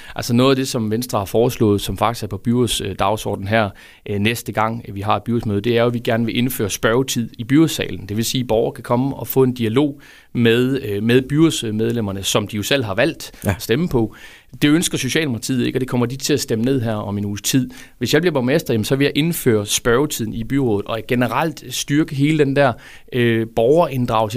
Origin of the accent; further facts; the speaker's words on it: Fredericia, Southern Denmark, Denmark; det er en fredsianer, født og opvokset i Fredericia